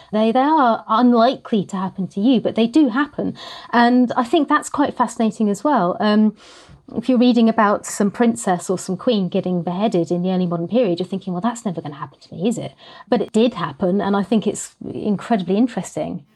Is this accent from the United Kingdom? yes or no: yes; Norfolk, East of England, United Kingdom; also born or lived in Isle of Sheppey, Kent; I moved to Norfolk with my family when I was three, um, and have lived in the small market town ever since.